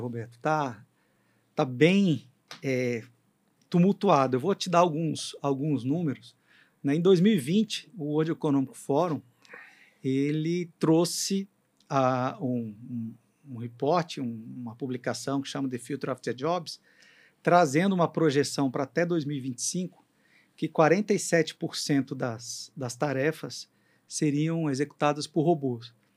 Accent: Brazil; a gente, como brasileiro

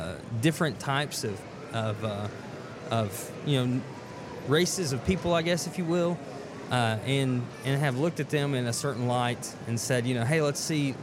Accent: Chattanooga, Tennessee, United States; moved away as an adult; also born or lived in Selma, Alabama; I grew up in Chattanooga

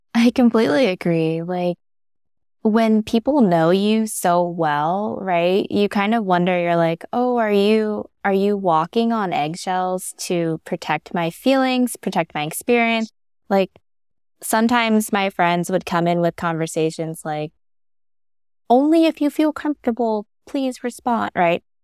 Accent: Pennsylvania, United States; moved away as an adult; now in Arizona, United States; I grew up in Pennsylvania

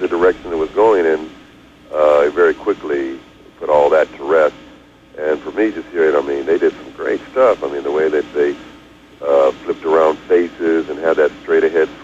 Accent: Denver, Colorado, United States; now in Los Angeles, United States; I grew up together in Denver, so I first met Philip. I was 13

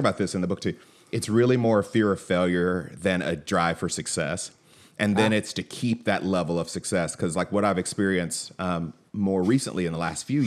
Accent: Atlanta, Georgia, United States; I grew up in Atlanta

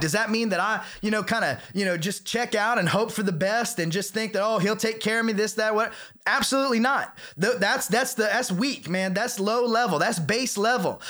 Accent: the South, United States; I was raised in the South, in a, you know, very charismatic church

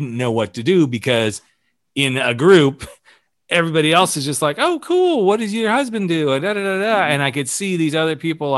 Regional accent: the South, United States; moved away; I grew up in the South

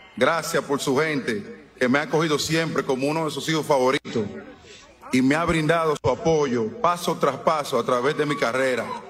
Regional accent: Dominican Republic; La República Dominicana, mi tierra, wow. La tierra que me vio nacer

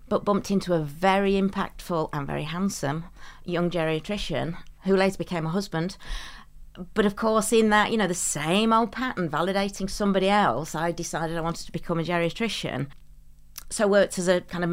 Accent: Derbyshire, East Midlands, United Kingdom; now in Sheffield, United Kingdom; Sheffield is my adopted home. I was from Derbyshire

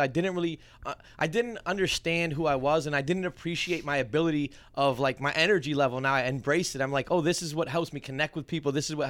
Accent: Rochester, New York, United States; I actually grew up in the inner city of Rochester.

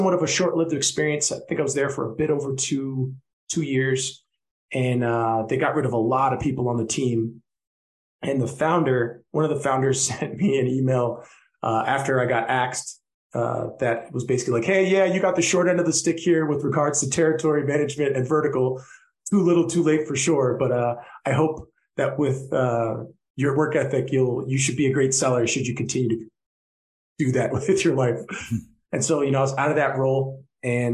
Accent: New York City, New York, United States; moved away as an adult; now in Mexico City, Mexico; I'm from New York City, born and raised. I'm currently in Mexico City

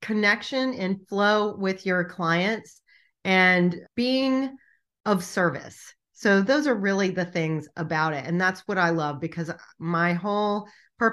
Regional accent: Richmond, Virginia, United States; my hometown

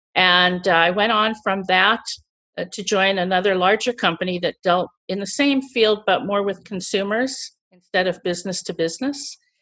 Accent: St. Louis, Missouri, United States; moved away as an adult; also born or lived in Chicago; I was born and raised in Missouri, which is in the central U S, and, uh, I lived in Saint Louis until I went to school in Chicago

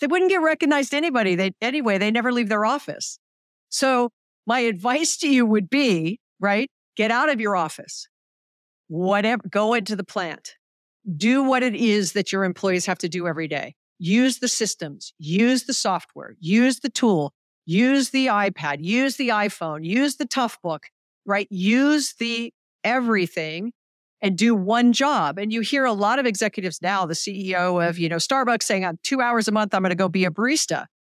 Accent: Hawaii, United States; I'm from Hawaii

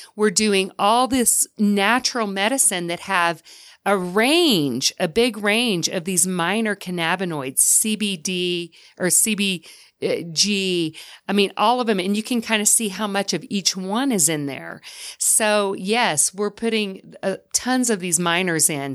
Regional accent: the South, United States; now in Utah, United States; I'm from the South

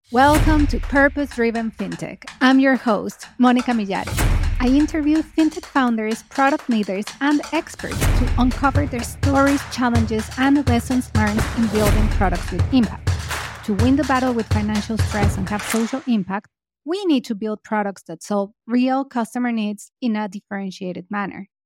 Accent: Mexico; I'm from Mexico

